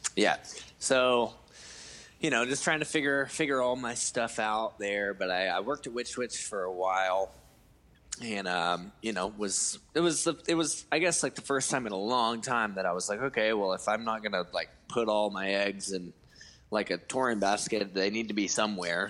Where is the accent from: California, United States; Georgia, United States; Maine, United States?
Georgia, United States; Cleveland; moved away as an adult; also born or lived in Atlanta, Georgia; my hometown called Cleveland, Georgia, which probably no one has ever heard